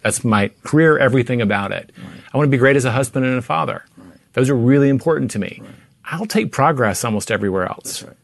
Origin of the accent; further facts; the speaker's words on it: Tennessee, United States; now in Texas, United States; I grew up in Tennessee